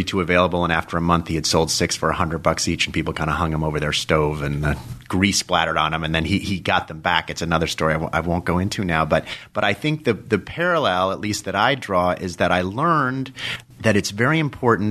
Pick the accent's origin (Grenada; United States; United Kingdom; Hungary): United States; Dobbs Ferry, New York; also born or lived in Los Angeles, California / Manhattan, New York / Watertown, Connecticut / France; we moved to New York when I was 4 or 5 years old. I lived with my mother during the weekend, Dobbs Ferry in Westchester, and my dad lived on 74th Street, on East 74th Street in Manhattan